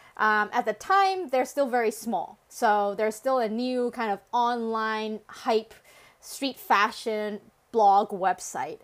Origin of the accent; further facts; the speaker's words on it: Canada; English is a second language; now in Hong Kong; my family decided to immigrate to Canada, where I spent most of my childhood